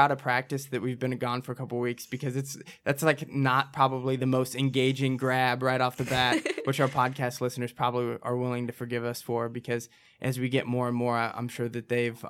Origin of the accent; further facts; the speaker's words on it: Midwest, United States; I'm from the Midwest.